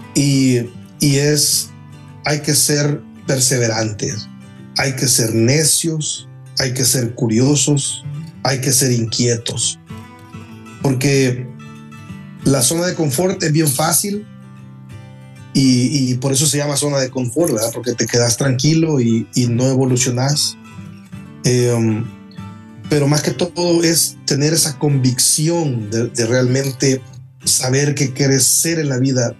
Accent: El Salvador; moved away as an adult; now in Texas, United States; más de 20 años en mi país

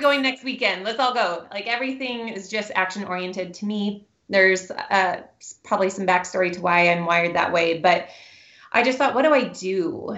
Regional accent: Newberg, Oregon, United States; also born or lived in Seattle, Washington; I moved here to Oregon when I was young, and my husband and I met at Newberg High School

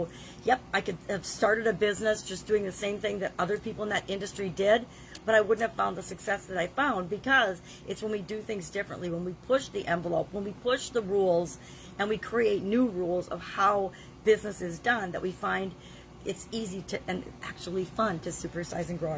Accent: Midwest, United States; moved away; also born or lived in Dallas, Texas; Since I'm from the Midwest, one of the things we say all the time, "well, come on, you guys, let's go."

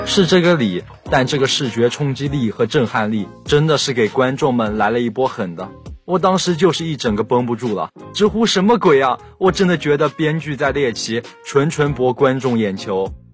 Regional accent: Jiangsu, China; 作为一个江苏人

